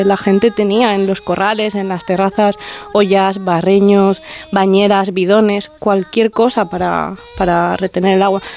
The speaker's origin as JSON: {"language": "Spanish", "town": "Terrinches", "region": "Castilla-La Mancha", "country": "Spain", "tie": "born or raised there", "moved": "as an adult", "lives_now": "Aragon, Spain", "said": "en mi pueblo, en la loma en la que me he criado"}